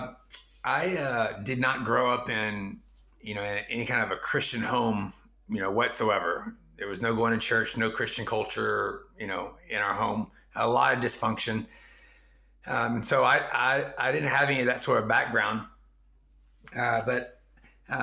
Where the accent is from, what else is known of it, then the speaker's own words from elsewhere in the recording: East Texas, United States; first language English; moved away as an adult; also born or lived in China; I grew up in East Texas, which is an honor shame culture in its own right.